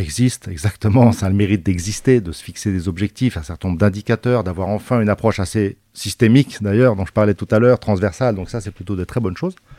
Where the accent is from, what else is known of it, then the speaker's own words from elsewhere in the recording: Basque Country, Nouvelle-Aquitaine, France; moved away; Je suis d'origine du Pays Basque